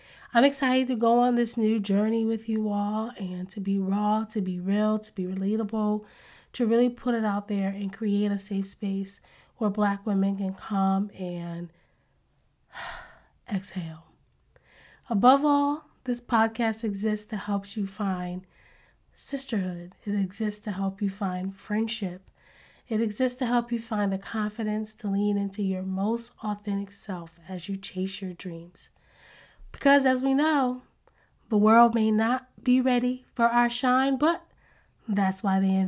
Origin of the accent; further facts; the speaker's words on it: Connecticut, United States; I'm originally from Connecticut